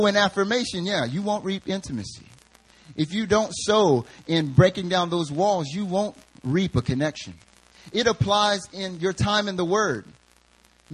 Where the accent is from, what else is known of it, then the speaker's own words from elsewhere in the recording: the South, United States; I'm from the South. The way we say dollars is dollars